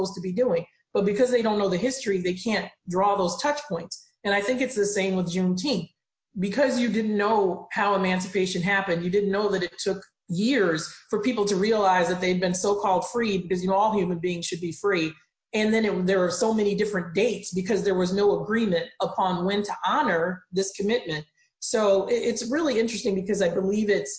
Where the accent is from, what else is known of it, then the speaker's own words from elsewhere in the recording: Chicago, Illinois, United States; I grew up in Chicago